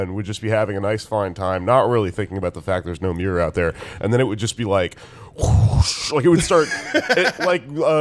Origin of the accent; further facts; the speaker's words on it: Texas, United States; moved away as an adult; now in New York, United States; my entire 20s growing up in Texas